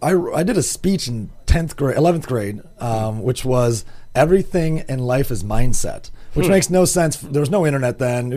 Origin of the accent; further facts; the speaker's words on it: Grand Rapids, Michigan, United States; Well, I'm from Grand Rapids, Michigan, originally.